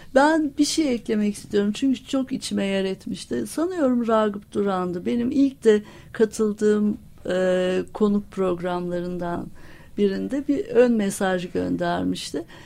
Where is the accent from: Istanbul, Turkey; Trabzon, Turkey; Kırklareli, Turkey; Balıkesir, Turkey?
Istanbul, Turkey; moved away as an adult; also born or lived in Ankara; aslında İstanbulluyum.